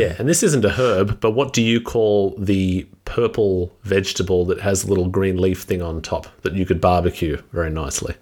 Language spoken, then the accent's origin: English; Australia; being Australian